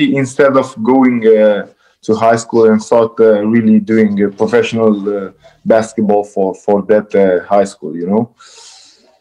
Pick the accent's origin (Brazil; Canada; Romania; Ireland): Romania; English is a second language; also born or lived in Nigeria; In 1 year, I started school in Romania, so I was only Romanian